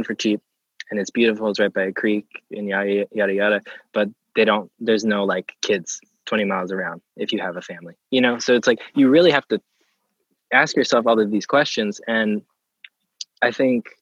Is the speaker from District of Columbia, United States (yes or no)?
no; Pennsylvania, United States; moved away; growing up in Pennsylvania